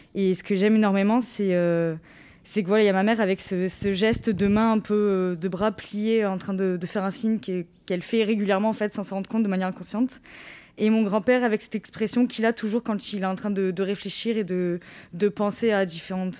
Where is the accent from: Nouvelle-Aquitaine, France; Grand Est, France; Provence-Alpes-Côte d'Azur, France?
Provence-Alpes-Côte d'Azur, France; Rognac; quand je suis rentrée chez moi à Rognac